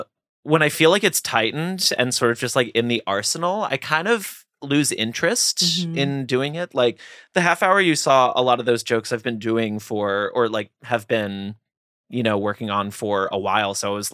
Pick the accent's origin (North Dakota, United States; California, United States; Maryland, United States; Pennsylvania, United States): Pennsylvania, United States; Philadelphia; I'm from Philly, so I'm a huge Phillies fan.